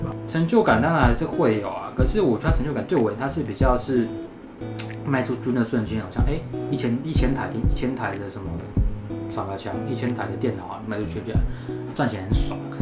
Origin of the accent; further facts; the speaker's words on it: Taiwan; accent: Taiwanese; 我们讲中文好了，我们有中文，我们有台湾腔